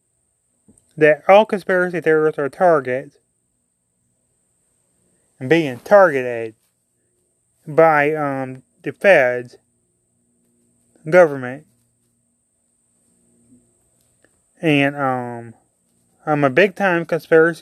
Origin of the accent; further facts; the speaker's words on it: Mississippi, United States; I'm from Mississippi